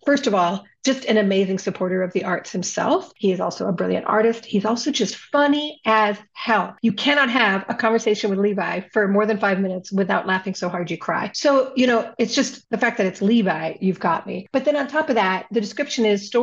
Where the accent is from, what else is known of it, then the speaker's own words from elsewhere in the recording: Southern California, United States; now in Minnesota, United States; I'm originally from Southern California, and I'm originally from a neighborhood in Southern California with a large number of Southeast Asian, mostly Vietnamese people. And I grew up around the Vietnamese culture quite a bit in California.